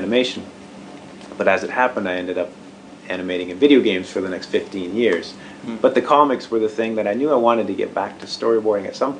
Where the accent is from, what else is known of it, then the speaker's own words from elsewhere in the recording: Canada; moved away as an adult; also born or lived in Bay Area, California; now in Portland, United States; I grew up in Canada